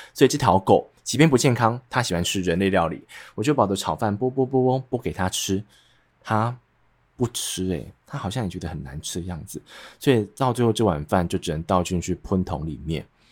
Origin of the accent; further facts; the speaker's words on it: central Taiwan, Taiwan; accent: central Taiwan accent; 所以像是我会有点中部腔，就是因为我是中部人